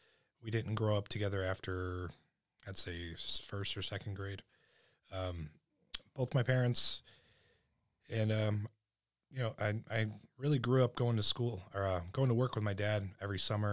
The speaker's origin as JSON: {"language": "English", "town": "Carpentersville", "region": "Illinois", "country": "United States", "tie": "born or raised there", "also_born_or_lived": "Alabama", "said": "Well, I ended up settling in Carpentersville."}